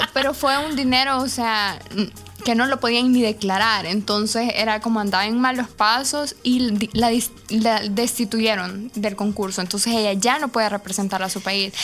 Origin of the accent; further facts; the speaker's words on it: El Salvador; ¿y de dónde eres tú? Y yo le digo, El Salvador